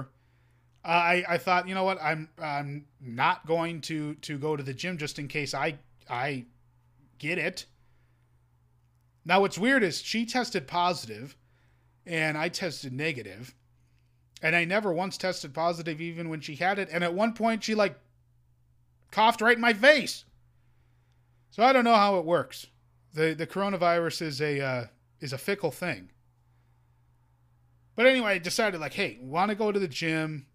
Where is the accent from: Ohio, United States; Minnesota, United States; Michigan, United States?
Minnesota, United States; as a Minnesotan